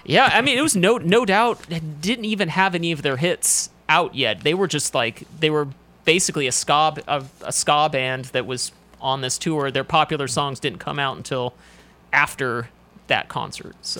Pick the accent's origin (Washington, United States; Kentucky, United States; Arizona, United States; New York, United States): Washington, United States; moved away as an adult; also born or lived in Seattle / Spokane / Los Angeles; I'm from, uh, Washington State, so it was actually, I'm from the West Coast. I moved here about ten years ago for wrestling